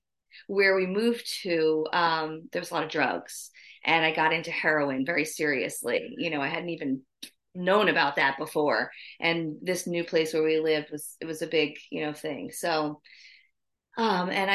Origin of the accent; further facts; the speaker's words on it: New Jersey, United States; moved away as an adult; also born or lived in South Carolina; I grew up in New Jersey.